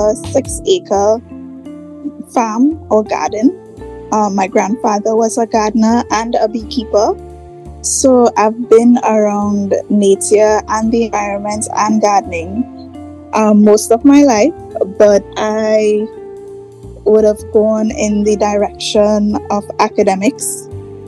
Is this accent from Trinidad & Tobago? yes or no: yes; Trinidad, Trinidad & Tobago; also born or lived in Tobago; So I was born in Trinidad. I grew up in Trinidad, but I spent a lot of my adult years in Tobago.